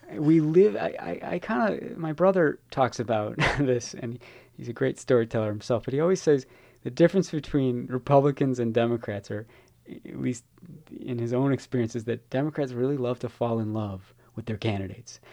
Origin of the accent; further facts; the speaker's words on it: Chicago, Illinois, United States; now in San Francisco, United States; I'm from Chicago